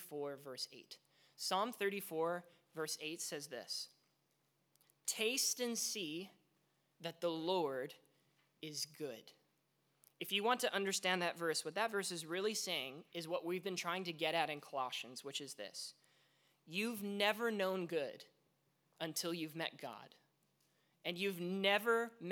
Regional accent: Vancouver, British Columbia, Canada; moved away; I grew up in Vancouver

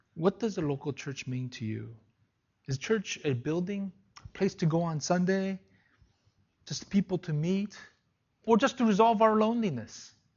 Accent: South Korea; moved away; Went back to my hometown

